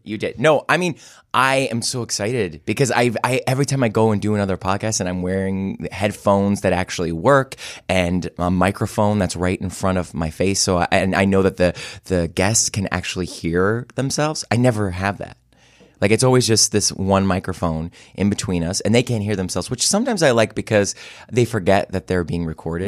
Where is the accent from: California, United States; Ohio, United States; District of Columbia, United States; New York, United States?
Ohio, United States; Cleveland; moved away; I love my hometown.